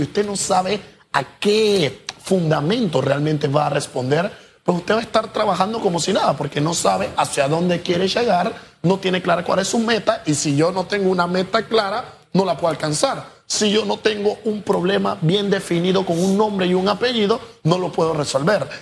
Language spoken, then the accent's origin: Spanish; Panama; nosotros, como ciudadanos panameños